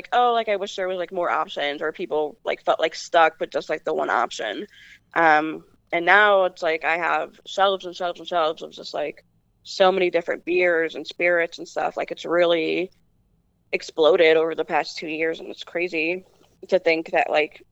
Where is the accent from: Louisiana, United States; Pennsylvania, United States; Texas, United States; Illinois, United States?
Illinois, United States; Chicago; I was born in Humboldt Park in Chicago, which is on the northwest side. But it was predominantly, when I was born, predominantly a Puerto Rican neighborhood. And not very cared for by the city